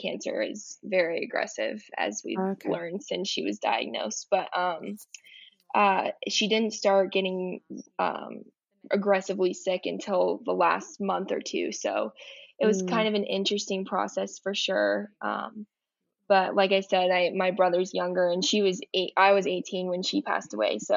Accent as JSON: {"language": "English", "region": "Colorado", "country": "United States", "said": "I'm from Colorado, which is like kind of in the middle of the United States."}